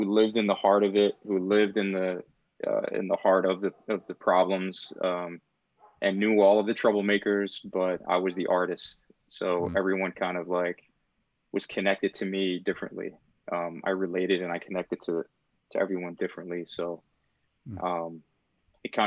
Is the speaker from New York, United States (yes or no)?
yes; New York City, New York, United States; also born or lived in Puerto Rico; I was born and raised in Brooklyn, New York. Sunset Park was home for many years.